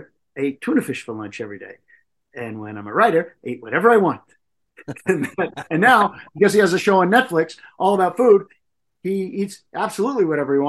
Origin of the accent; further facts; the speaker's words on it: Massachusetts, United States; we're also from Massachusetts